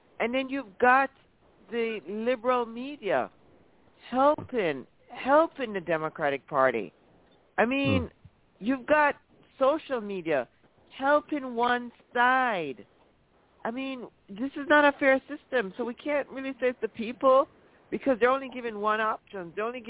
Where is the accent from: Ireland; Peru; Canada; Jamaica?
Jamaica; now in United States; when I was a little girl growing up in Jamaica